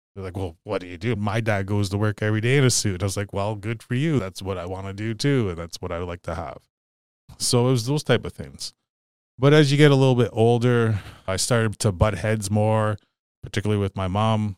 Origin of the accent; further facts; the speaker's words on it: Sault Ste. Marie, Ontario, Canada; also born or lived in Garden River First Nation; I'm a Ojibwe native, member of Garden River First Nation, but I grew up here in Sault Ste. Marie